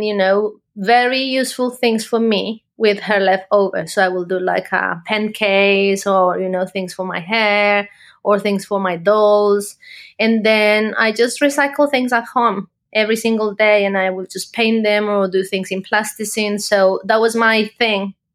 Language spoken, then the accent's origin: English; Colombia; moved away as an adult; now in United Kingdom; So I am from Colombia originally. I live now in the UK. I've lived here for the last 8 years